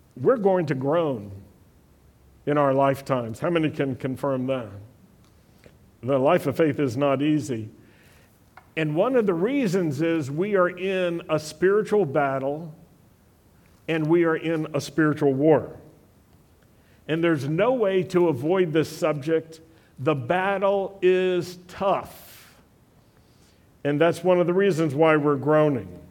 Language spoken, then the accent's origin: English; Blue Ridge Mountains, Virginia, United States; moved away; also born or lived in Europe; I grew up in the Blue Ridge Mountains in Virginia